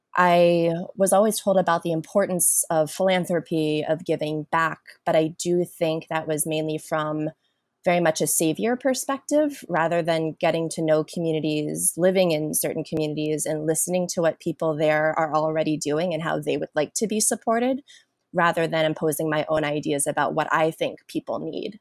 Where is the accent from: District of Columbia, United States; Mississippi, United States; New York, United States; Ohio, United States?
District of Columbia, United States; Washington; also born or lived in South Korea; I was born in South Korea and raised in a large white Jewish family in Washington, D.C.